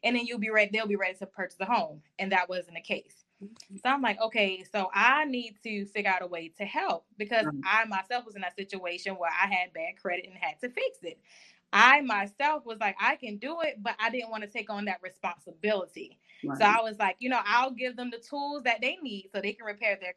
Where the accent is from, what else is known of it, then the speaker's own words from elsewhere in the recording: Orangeburg, South Carolina, United States; now in Jacksonville, United States; I am originally from Orangeburg, South Carolina, and I currently reside in Jacksonville, Florida